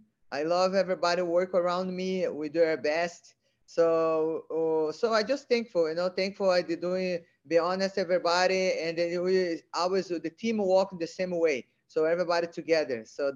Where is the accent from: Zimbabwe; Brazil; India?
Brazil; English is a second language; now in California, United States; Brazil. No, you know, I love living in America because I've been learning a lot, you know, wrestling, jiu-jitsu.